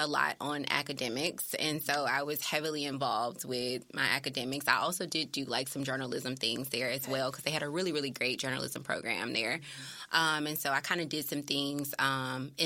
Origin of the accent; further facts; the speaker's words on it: Memphis, Tennessee, United States; also born or lived in Germantown, Tennessee; I graduated from Germantown, though, Germantown High School, but I am originally from East Memphis